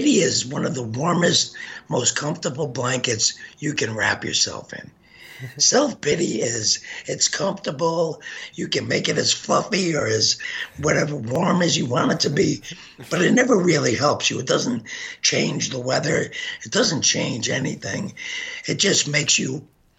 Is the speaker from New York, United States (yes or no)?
yes; New York City, New York, United States; now in Wisconsin, United States; I grew up in Brooklyn. My mom worked in a bank.